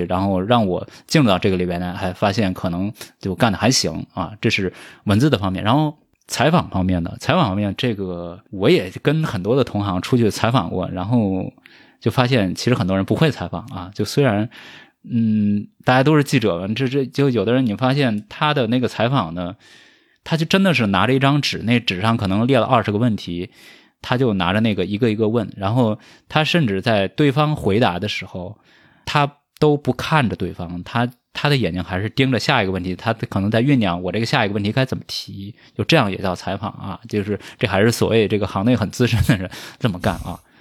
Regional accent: a village in southern China, Anhui, China; moved away; 因为我是一个来自于中国南方这个乡村的 少年，这个确实就， 就我所， 我所能接触到的，带字儿的东西，就是每天会发到我们家的这个《人民日报》《安徽日报》

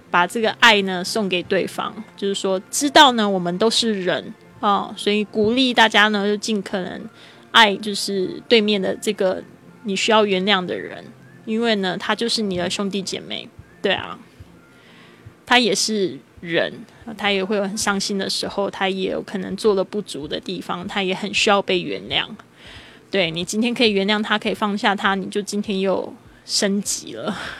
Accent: Kaohsiung, Taiwan; 我现在人是在高雄，高雄是我的出生地，然后我爸爸也在这边，我爸爸姐姐还有我的侄子都在这边

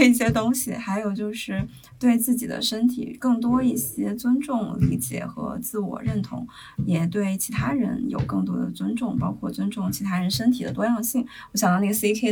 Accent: Handan, Hebei, China; 我们邯郸人

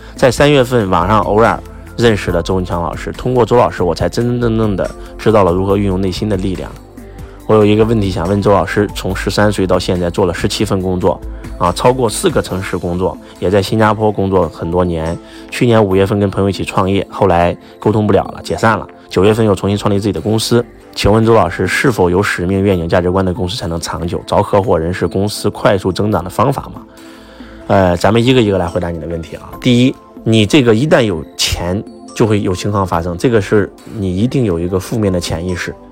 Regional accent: China; 我们中国的直播生态呢

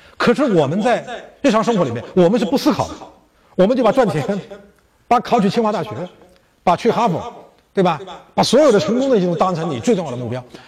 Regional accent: China; 我们中国人

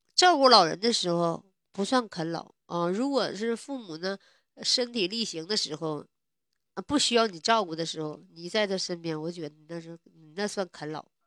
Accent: Northeast China, China; 我是东北的

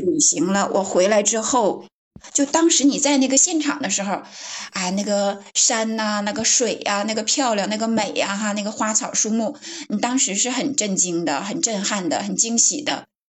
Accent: Northeast China, China; accent: Northeastern; moved away; 我的老家在东北，然后我现在，嗯，很多年没回去了

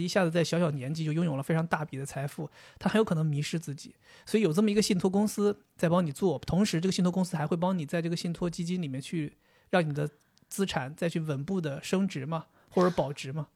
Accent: Dalian, Liaoning, China; 我们大连那边有一个物流公司

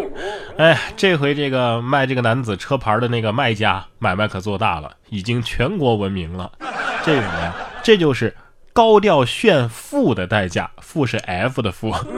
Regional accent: Yunnan, China; 我们云南人都是骑孔雀上班的

